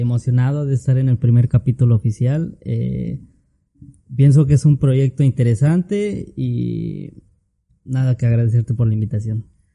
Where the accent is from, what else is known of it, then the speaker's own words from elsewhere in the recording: Tlaxcala, Mexico; also born or lived in Puebla / Campeche / Motul, Yucatán; now in Mérida, Mexico; Yo soy de... Nací en Puebla, pero toda mi vida me crecí en Tlaxcala. Tlaxcala. De ahí, de ahí soy